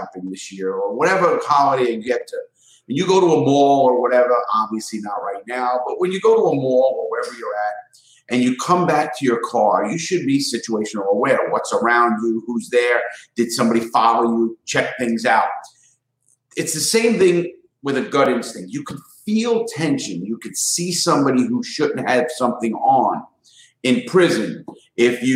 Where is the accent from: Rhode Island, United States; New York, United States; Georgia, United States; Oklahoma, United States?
New York, United States; New York City; I grew up in the Bronx in Brooklyn, New York